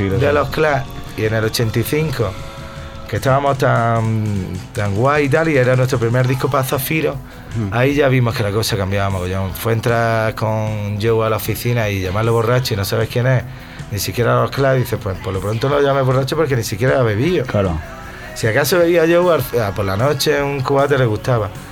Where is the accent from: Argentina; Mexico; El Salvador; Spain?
Spain; Granada, Andalusia; Yo vivo, pues si nací en La Chana, vivo a 200 metros para arriba